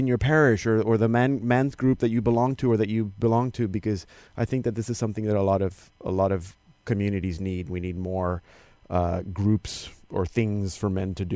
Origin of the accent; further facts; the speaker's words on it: Panama; I remember growing up in Panama